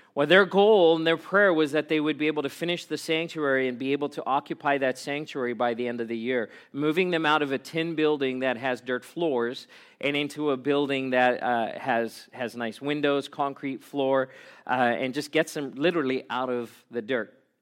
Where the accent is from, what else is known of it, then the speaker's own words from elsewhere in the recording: South Africa; moved away; I grew up in South Africa